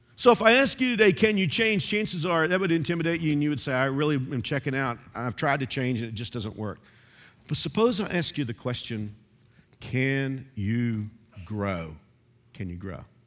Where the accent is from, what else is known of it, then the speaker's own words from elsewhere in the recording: Texas, United States; moved away as an adult; now in Kansas, United States; I grew up bird hunting in Texas